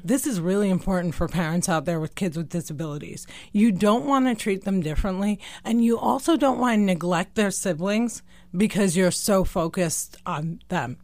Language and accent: English; New Jersey, United States; also born or lived in West Bank / Deir Dibwan, Palestine; Born and raised in New Jersey